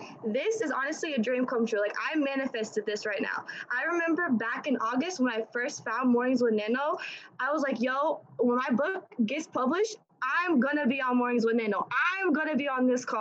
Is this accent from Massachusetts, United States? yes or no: no; Indiana, United States; I'm from Indiana, right? I'm 18 years old.